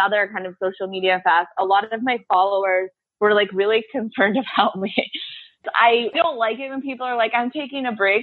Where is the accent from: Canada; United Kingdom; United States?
United States; Southampton, New York; moved away as an adult; also born or lived in Italy / Dominican Republic; now in Beirut, Lebanon; 2 years of reporting that I did in my hometown, Southampton, New York